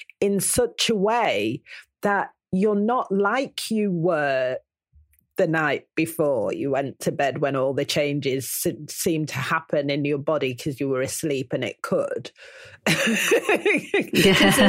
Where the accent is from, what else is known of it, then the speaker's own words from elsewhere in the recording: Manchester, North West England, United Kingdom; I'm from Manchester